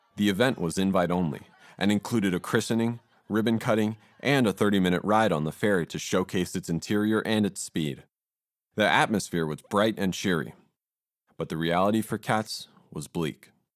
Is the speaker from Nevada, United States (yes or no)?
yes; Las Vegas, Nevada, United States; I'm from Las Vegas and I'm a sophomore.